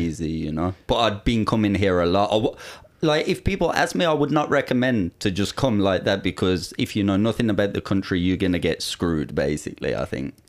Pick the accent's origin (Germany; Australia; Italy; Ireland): Ireland; moved away as an adult; also born or lived in England; now in Thailand; I was born in England, but I never really lived there. I lived in Ireland all of my life